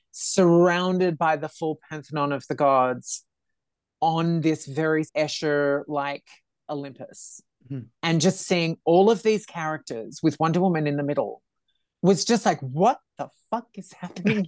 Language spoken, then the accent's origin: English; Australia; I'm Australian.